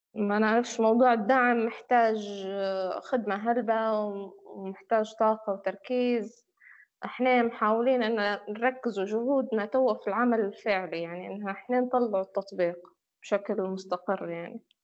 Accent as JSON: {"language": "Arabic", "country": "Libya", "said": "احنا فريق ليبي وخدمنا في ليبيا"}